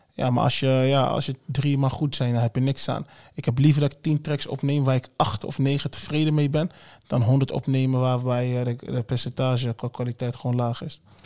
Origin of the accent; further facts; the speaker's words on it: Wageningen, Gelderland, Netherlands; also born or lived in Congo; now in Arnhem, Netherlands; daarna Wageningen. Ik ben geen Arnhemmer. Arnhemmer, ja, ik woon in Arnhem.